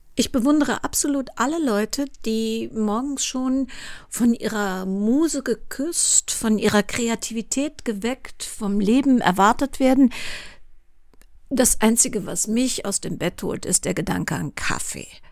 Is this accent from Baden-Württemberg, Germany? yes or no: no; Cologne, North Rhine-Westphalia, Germany; Kölnerin bin, was man natürlich hier und da schon mal hört